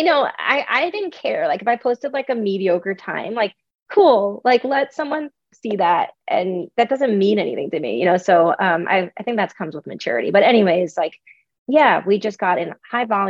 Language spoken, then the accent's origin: English; Long Island, New York, United States; I am a New Yorker. I grew up on Long Island